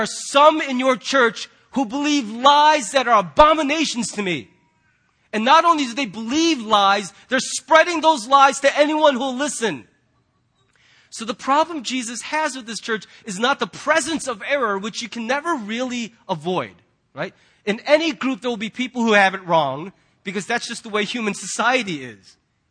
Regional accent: United States; as American Christians

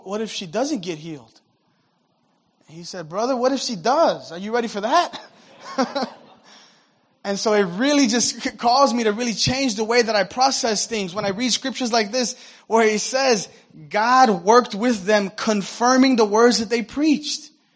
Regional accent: United States; I'm American, I'm a Christian, but I'm not a former Muslim

